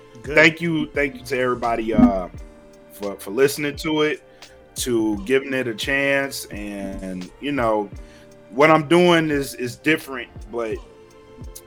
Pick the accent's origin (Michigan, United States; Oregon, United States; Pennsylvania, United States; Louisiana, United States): Louisiana, United States; Oakdale; moved away; Shout out to Oakdale, Louisiana, and specifically the class of 2001, which I graduated in.